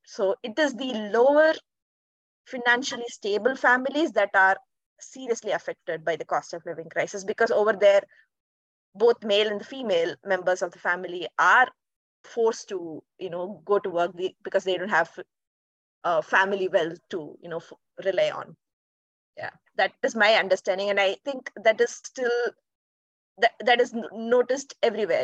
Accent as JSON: {"language": "English", "country": "India", "moved": "yes", "lives_now": "Netherlands", "said": "I'm from India, and currently I'm working in the Netherlands as a data analyst."}